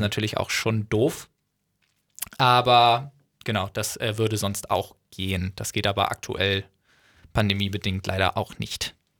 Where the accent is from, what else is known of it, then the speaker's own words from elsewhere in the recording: North Frisian, Schleswig-Holstein, Germany; dass ich Nordfriese bin